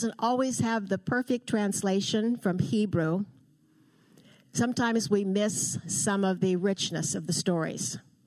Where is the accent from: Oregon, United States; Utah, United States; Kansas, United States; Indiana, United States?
Oregon, United States; Portland; I was born and raised in Portland, Oregon.